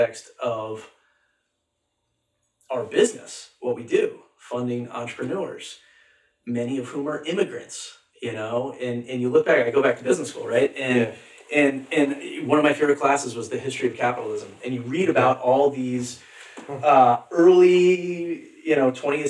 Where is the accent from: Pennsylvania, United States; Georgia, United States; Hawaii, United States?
Pennsylvania, United States; Allentown; growing up in Allentown, PA, I had this great childhood